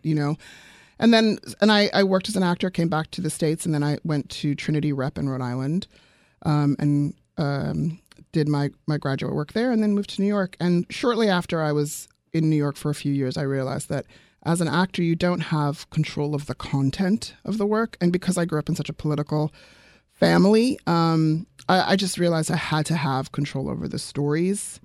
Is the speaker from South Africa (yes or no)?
yes; South Africa; moved away; I'm originally from South Africa